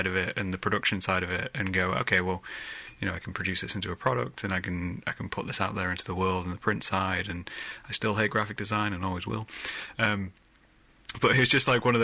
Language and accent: English; Middle England, Midlands, United Kingdom; I'm from Middle England, so we get told we're not Southern, we're not Northern